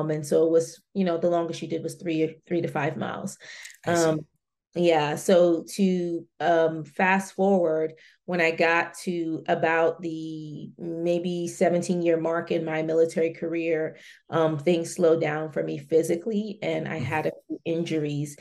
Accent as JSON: {"language": "English", "town": "Washington", "region": "District of Columbia", "country": "United States", "tie": "born or raised there", "also_born_or_lived": "Germany", "moved": "as an adult", "said": "I grew up right here in the Washington, D.C. metropolitan area"}